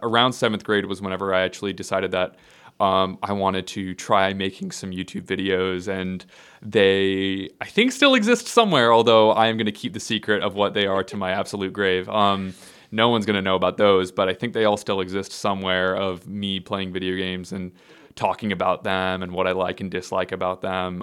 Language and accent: English; Skokie, Illinois, United States; also born or lived in Evanston, Illinois; now in Nashville, United States; I grew up in Skokie.